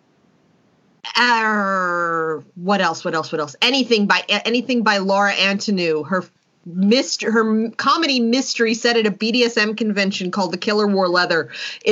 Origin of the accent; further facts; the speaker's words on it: New York City, New York, United States; I grew up in Manhattan.